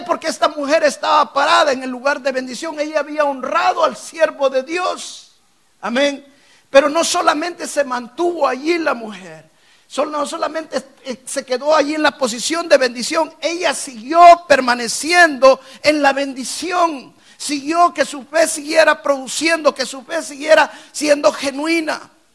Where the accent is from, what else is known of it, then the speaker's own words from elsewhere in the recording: El Salvador; moved away as an adult; now in United States; yo venía a este país con la idea de poner negocios me había ido muy bien en mi país en los negocios. Y dice, me fue bien en El Salvador, me va a ir bien en Estados Unidos